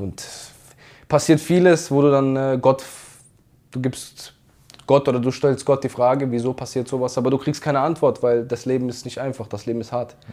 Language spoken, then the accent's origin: German; Karlsruhe, Baden-Württemberg, Germany; Ich komme aus Karlsruhe. Ich habe dort auf der Fußball auf der Straße gelernt